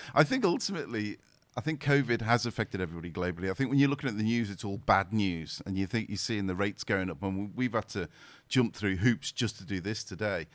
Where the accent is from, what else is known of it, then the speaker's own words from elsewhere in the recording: the Wirral, North West England, United Kingdom; I was born and raised in the Wirral, so. In the Wirral, I was around Wallasey, Birkenhead